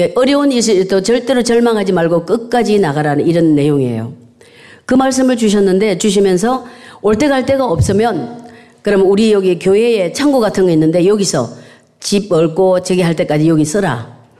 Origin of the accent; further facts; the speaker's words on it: South Korea; now in United Kingdom; 시골에서 태어나서